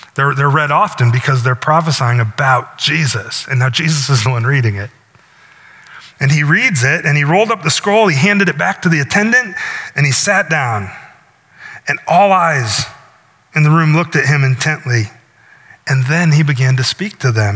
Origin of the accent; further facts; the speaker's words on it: Northwest Iowa, United States; now in Milford, United States; I live in Milford, but my hometown is a little town in Iowa, not unlike Milford. Northwest Iowa